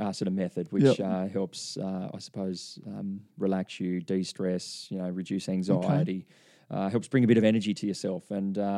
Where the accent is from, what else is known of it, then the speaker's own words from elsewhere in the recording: Byron Bay, New South Wales, Australia; I grew up in Byron Bay